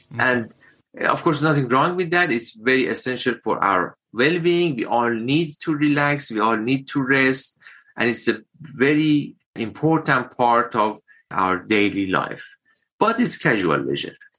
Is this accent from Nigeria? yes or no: no; Iran; moved away as an adult; also born or lived in United Kingdom; now in Wagga Wagga, Australia; my home country, Iran